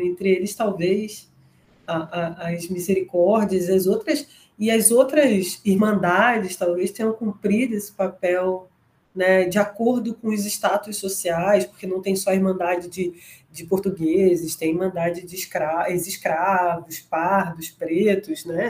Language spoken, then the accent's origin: Portuguese; Nova Iguaçu, Rio de Janeiro, Brazil; eu sou de Nova Iguaçu